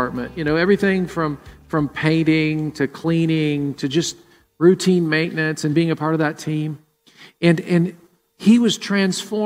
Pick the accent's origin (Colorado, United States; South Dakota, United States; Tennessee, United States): Tennessee, United States; Murfreesboro; born or raised there; now in Columbus, United States